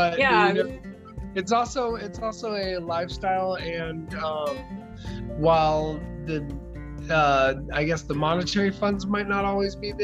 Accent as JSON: {"language": "English", "town": "Houston", "region": "Texas", "country": "United States", "tie": "born or raised there", "also_born_or_lived": "Tulsa, Oklahoma", "said": "born in Tulsa, Oklahoma, and lived in Houston, Texas most of my life"}